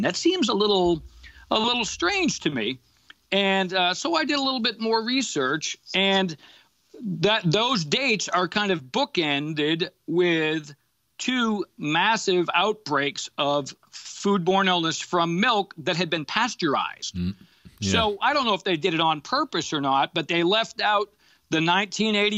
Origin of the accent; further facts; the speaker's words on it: Massachusetts, United States; I grew up in Massachusetts